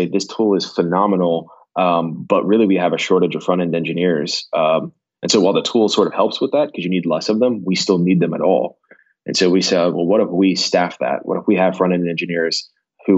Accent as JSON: {"language": "English", "town": "Houston", "region": "Texas", "country": "United States", "said": "I'm from Houston. I live in Texas"}